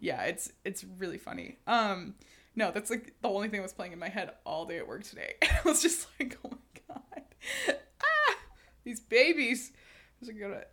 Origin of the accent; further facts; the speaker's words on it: Houston, Texas, United States; I'm from Houston